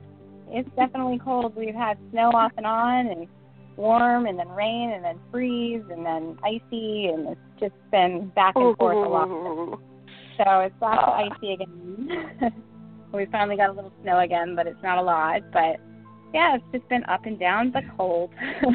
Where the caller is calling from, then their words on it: Rochester, New Hampshire, United States; I'm calling from Rochester, New Hampshire.